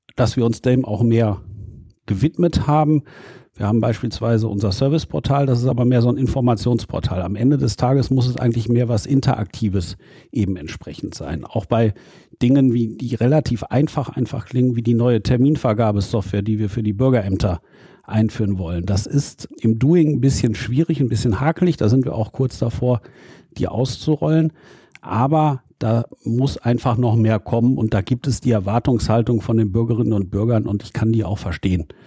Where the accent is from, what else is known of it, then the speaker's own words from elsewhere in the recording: Dülmen, North Rhine-Westphalia, Germany; also born or lived in Münster; ich komme ja aus dem Elternhaus in Dülmen in Westfalen